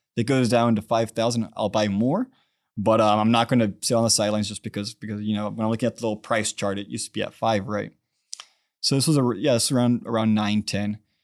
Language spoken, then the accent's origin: English; Brownsville, Texas, United States; also born or lived in Washington, D.C.; I grew up in Brownsville, Texas